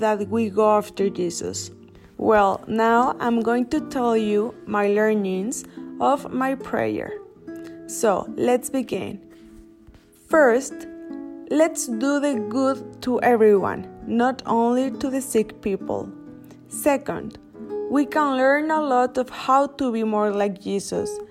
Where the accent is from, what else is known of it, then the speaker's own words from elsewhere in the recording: Mexico; I am from Mexico